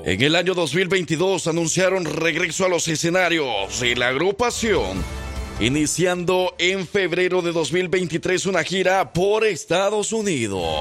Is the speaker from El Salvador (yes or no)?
yes; El Salvador; now in Alabama, United States; vengo escuchando desde El Salvador, desde que estaba pequeño.